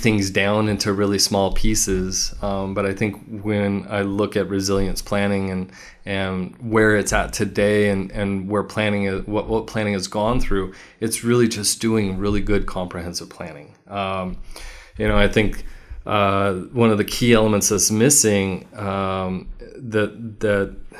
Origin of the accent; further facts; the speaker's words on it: Walnut, California, United States; also born or lived in Santa Barbara, California / Chino Hills, California / Upland, California / Rancho Cucamonga, California; now in Riverside, United States; I grew up in a small suburb called Walnut, right by Cal Poly Pomona.